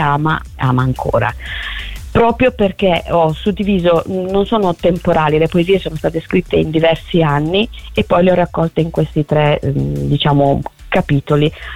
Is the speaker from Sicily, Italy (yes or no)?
yes; province of Palermo, Sicily, Italy; moved away as an adult; now in Lombardy, Italy; sono originaria de, della Sicilia, della okay. provincia di Palermo.